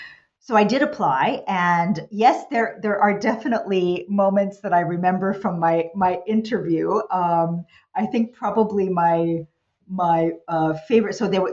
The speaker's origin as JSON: {"language": "English", "town": "New York City", "region": "New York", "country": "United States", "tie": "born or raised there", "also_born_or_lived": "New Jersey / Virginia", "said": "So I'm the American kid, you know, born in New York City. I grew up there and in New Jersey and then ultimately Virginia, product of public schools throughout that time"}